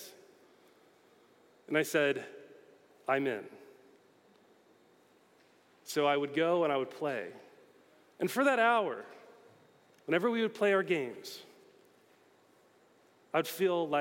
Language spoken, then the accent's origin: English; Florida, United States; moved away as an adult; also born or lived in Belfast, Northern Ireland; I grew up in Florida